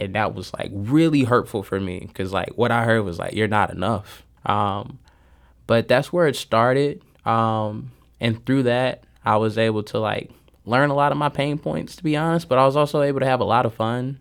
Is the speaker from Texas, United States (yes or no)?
no; St. Louis, Missouri, United States; I grew up in North County. Um, I grew up between Kinloch, Castle Point, and a little bit of Southside.